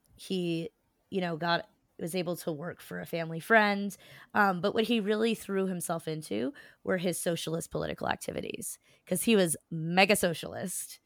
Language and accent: English; New Jersey, United States; I am a Jew from South Jersey